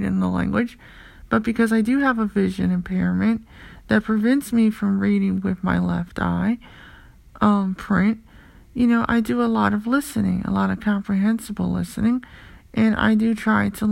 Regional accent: United States; I'm from the United States

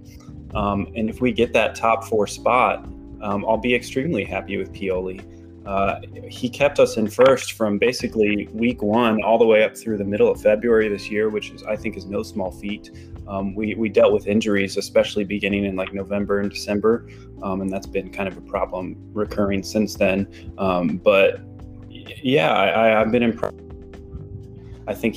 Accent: United States; I, as an American

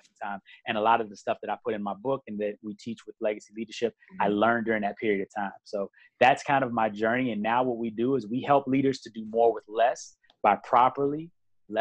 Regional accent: Chicago, Illinois, United States; moved away; I'm from Chicago originally. I did a lot of work in Chicago helping with my church and with a lot of other things growing up

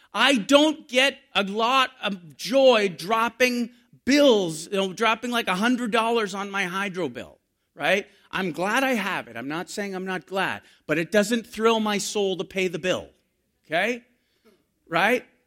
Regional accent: Canada; We're Canadian

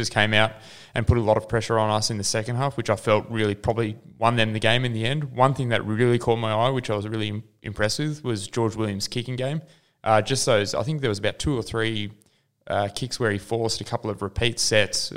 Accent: New Zealand; being a Kiwi

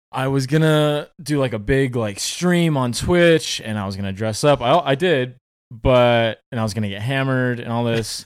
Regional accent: Orange County, California, United States; Orange County, um, born and raised, still live in Orange County.

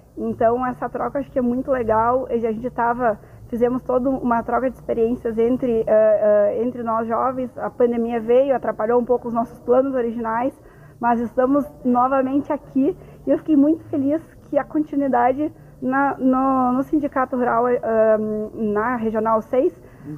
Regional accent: Carazinho, Rio Grande do Sul, Brazil; Eu sou de Carazinho

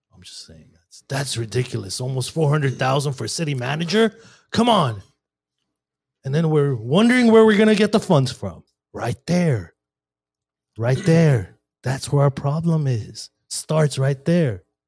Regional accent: Glendale, California, United States; I grew up in Glendale

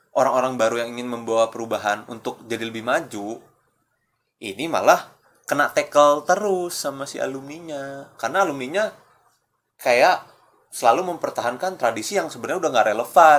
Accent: Jakarta, Indonesia; gua orang Jakarta

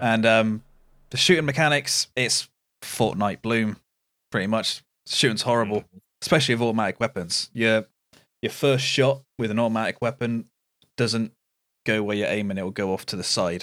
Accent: United Kingdom; being British

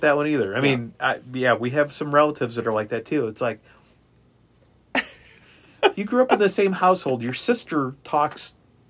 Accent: Kansas City, United States; it's like, I'm from Kansas City. You know, I'll take this challenge.

